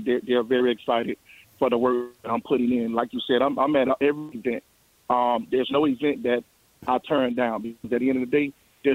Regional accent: Miami, Florida, United States; I grew up in Miami

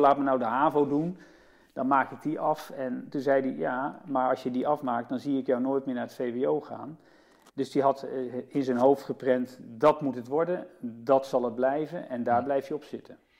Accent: Utrecht, Netherlands; also born or lived in Nijmegen; Ik ben niet geboren in Utrecht, maar wel op mijn derde. In 65 zijn we hier komen wonen

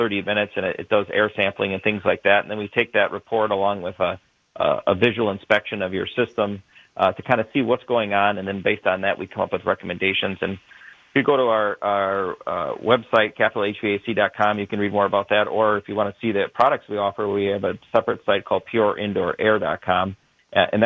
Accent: Burlington, Wisconsin, United States; I grew up in Burlington

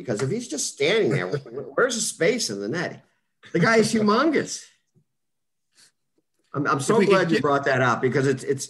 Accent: St. Louis, Missouri, United States; When he found out I was from St. Louis

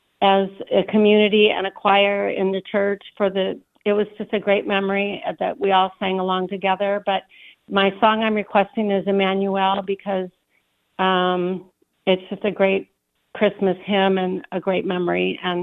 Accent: Clinton, Iowa, United States; I grew up in Clinton, Iowa

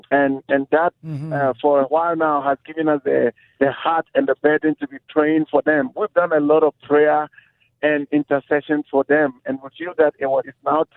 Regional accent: Ghana; moved away as an adult; now in Las Vegas, United States; I'm from Ghana

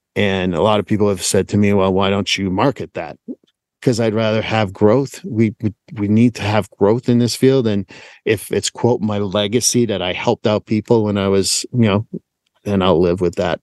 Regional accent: Montreal, Quebec, Canada; moved away as an adult; born and raised in Montreal

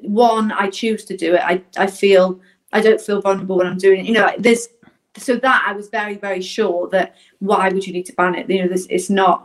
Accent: Southport, North West England, United Kingdom; moved away; also born or lived in Wales / Scotland; I grew up in Southport, up north

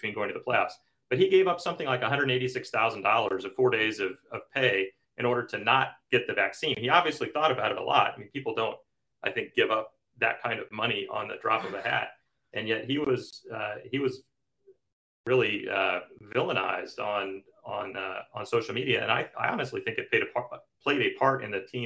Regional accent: Kansas City, United States; I grew up in Kansas City

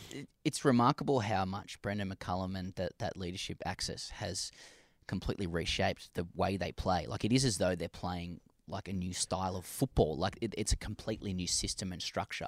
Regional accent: Australia; as an Aussie

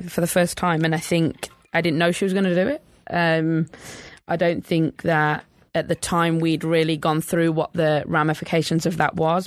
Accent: England, United Kingdom; I think growing up in England

